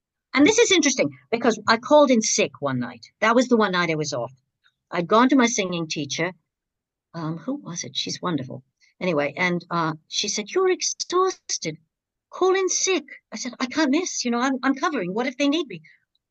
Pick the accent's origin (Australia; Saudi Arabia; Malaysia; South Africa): Australia; Now, I'm Australian, but I was hired as part of the British company, Australian American.